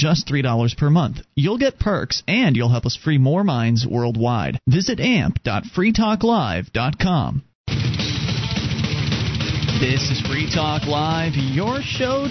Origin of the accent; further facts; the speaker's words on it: Florida, United States; moved away as an adult; now in New Hampshire, United States; moved here to New Hampshire from Florida. After being born and raised in Florida, we moved here in 2006